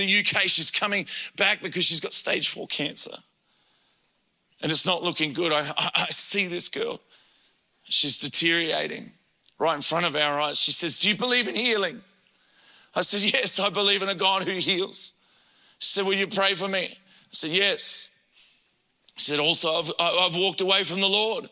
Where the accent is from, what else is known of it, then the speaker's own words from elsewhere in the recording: Adelaide, South Australia, Australia; I grew up in Adelaide and born there